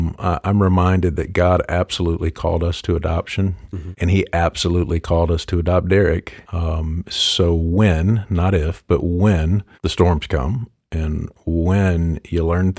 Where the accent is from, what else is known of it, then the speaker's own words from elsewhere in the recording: Paintsville, Kentucky, United States; also born or lived in Louisville / Paducah / Lexington / Buffalo; I was born in Louisville, moved to Paducah, Kentucky, Lexington, Kentucky, Buffalo, New York, and then Paintsville, Kentucky, which is where my parents still live today. That's where I quote-unquote grew up.